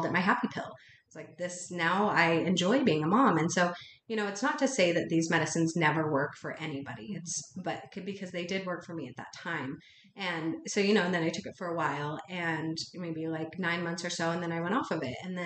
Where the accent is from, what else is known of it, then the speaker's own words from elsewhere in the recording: Utah, United States; I grew up in Utah, and in a town that was very, has a predominant culture of Mormon